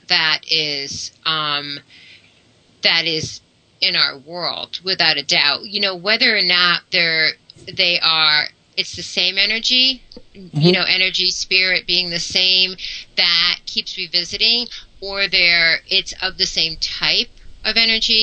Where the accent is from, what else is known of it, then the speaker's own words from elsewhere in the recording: United States; growing up in the United States